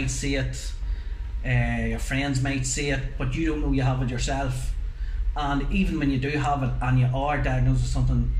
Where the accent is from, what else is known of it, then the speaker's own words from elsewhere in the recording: Newry, Northern Ireland, United Kingdom; I'm from Newry myself.